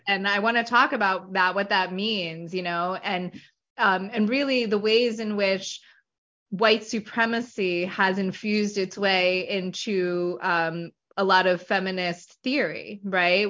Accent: Hempstead, New York, United States; moved away as an adult; now in South Jersey, United States; I'm originally from Hempstead, New York, which is on Long Island, about 10 miles from the Queens border. Um, born and raised there until I was 18, and I moved to uh, South Jersey, where I currently reside.

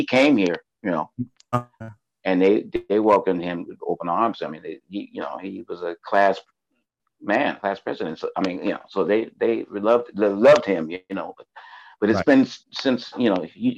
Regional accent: Los Angeles, California, United States; moved away as an adult; now in Stockholm, Sweden; I was born and raised in Los Angeles

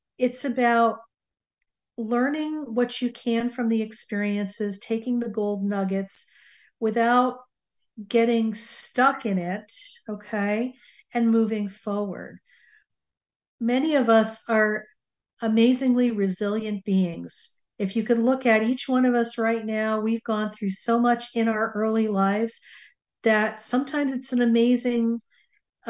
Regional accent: Connecticut, United States; now in Southern California, United States; I grew up on the East Coast, and I now currently live in Southern California. So it was really interesting because every time that I would fly back to Connecticut, I would swing by my old early childhood home

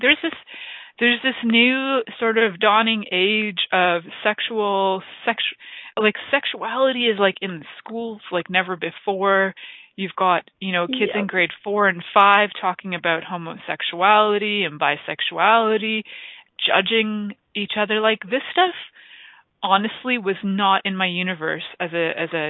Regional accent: Toronto, Ontario, Canada; I grew up in Toronto, but I actually live in a small town

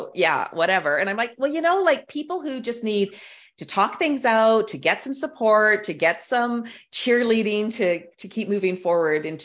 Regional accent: Canada; I'm Canadian

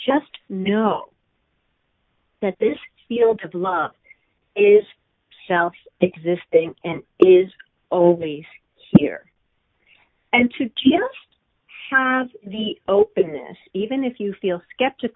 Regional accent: East Coast, United States; I am from the East Coast, and I'm a total East Coast Jew through and through.

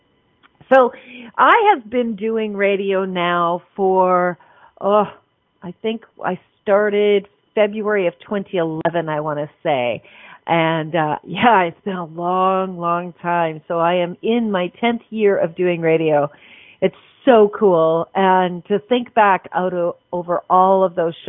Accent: Canada; I'm a Canadian

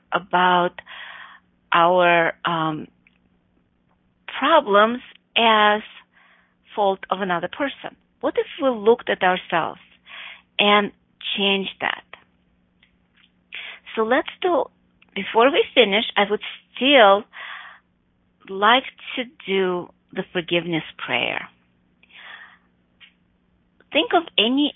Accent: Chicago, Illinois, United States; also born or lived in Buffalo Grove, Illinois; in Chicago, my hometown

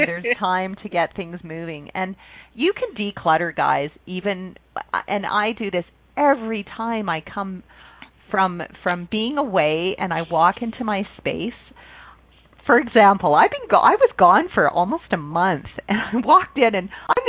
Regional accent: Canada; where I grew up in Canada

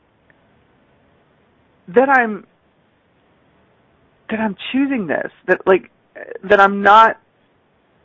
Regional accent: Pasadena, Texas, United States; also born or lived in California; I grew up in the Pasadena, Texas area, Pasadena, Houston area

